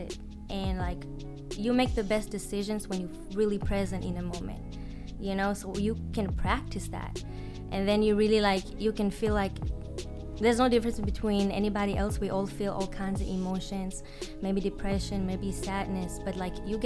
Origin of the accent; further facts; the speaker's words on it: Israel; moved away as an adult; now in United States; So I was born and raised in Israel, and I moved here 4.5 years ago.